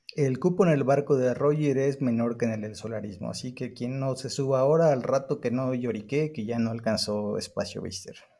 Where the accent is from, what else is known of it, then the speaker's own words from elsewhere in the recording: Mexico; aquí en, México